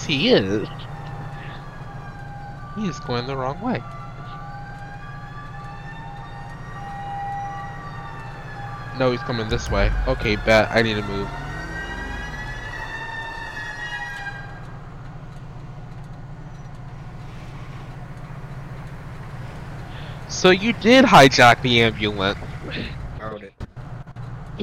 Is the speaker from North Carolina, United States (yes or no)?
yes; North Carolina, United States; I'm from North Carolina, so we have troops here